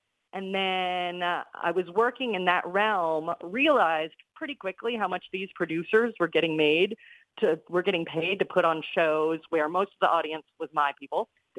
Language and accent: English; Odessa, Florida, United States; moved away as an adult; now in New York City, United States; So when I turned 22 years old, I moved from Odessa, Florida to New York City, got a job as a singing waitress at Ellen Stardust Diner in Times Square.